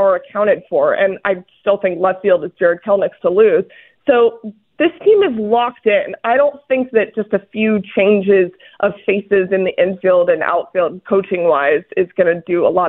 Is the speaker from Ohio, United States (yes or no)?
no; Florida, United States; now in Atlanta, United States; I'm from Florida. Everybody knows I'm from Florida. So about 4 hours east is where my house is.